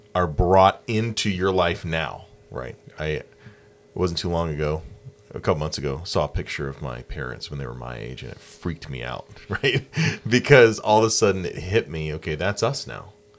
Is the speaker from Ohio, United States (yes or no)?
no; Anderson, South Carolina, United States; also born or lived in Rock Hill, South Carolina; I grew up in Anderson, South Carolina